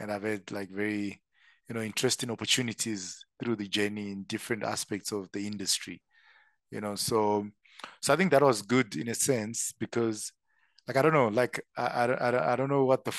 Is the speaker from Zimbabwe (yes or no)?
yes; Zimbabwe; moved away as an adult; also born or lived in Zambia; now in South Africa; So born and bred in Zim. So I'm Zimbabwean by birth. I did all my schooling there